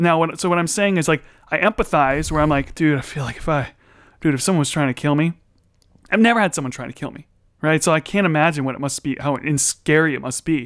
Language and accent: English; United States; I'm American